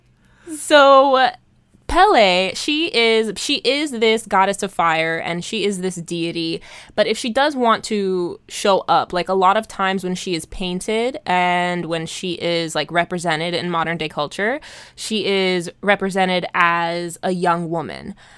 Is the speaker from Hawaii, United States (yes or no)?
yes; Hawaii, United States; growing up in Hawaii in the nineties